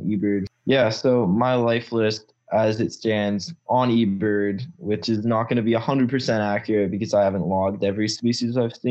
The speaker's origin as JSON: {"language": "English", "region": "British Columbia", "country": "Canada", "tie": "born or raised there"}